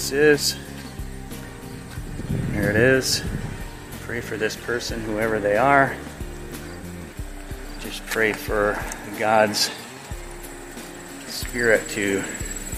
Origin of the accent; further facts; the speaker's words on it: Oregon, United States; the local Masonic Center in my hometown